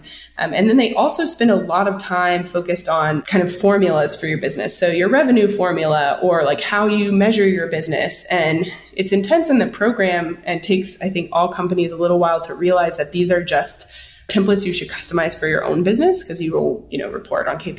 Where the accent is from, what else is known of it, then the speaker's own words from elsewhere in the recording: Victoria, Texas, United States; now in Austin, United States; I'm originally from Victoria, Texas, which is about 2.5 hours southeast of Austin